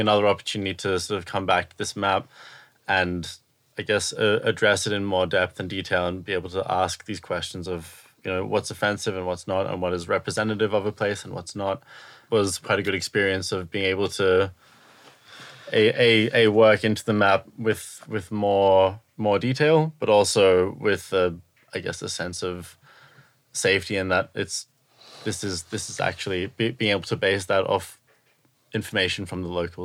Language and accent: English; Australia; moved away as an adult; also born or lived in Israel; now in United Kingdom; I'm from Australia